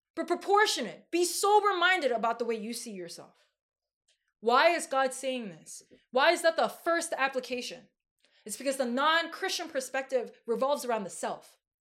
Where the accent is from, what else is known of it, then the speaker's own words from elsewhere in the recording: New York, United States; I'm from New York